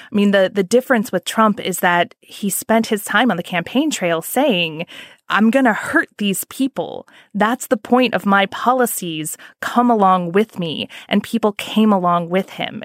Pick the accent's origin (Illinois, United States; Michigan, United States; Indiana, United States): Indiana, United States; I'm from Indiana. My family is very conservative